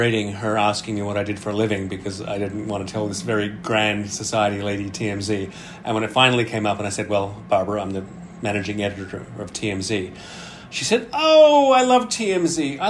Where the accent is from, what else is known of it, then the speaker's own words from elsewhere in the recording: Australia; moved away as an adult; now in New York City, United States; I am Australian, but I have lived in New York City for 23 years now.